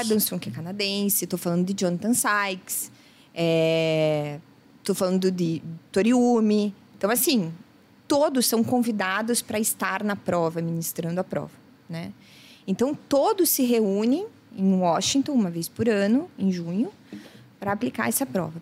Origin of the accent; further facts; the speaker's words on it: Brazil; Eu sou do Brasil